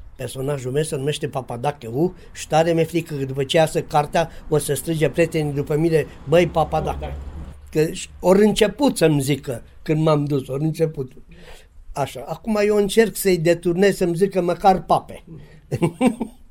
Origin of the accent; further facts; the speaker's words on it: Sacoșu Mare, Timiș County, Romania; în satul meu, Sacoșu Mare de lângă Lugoj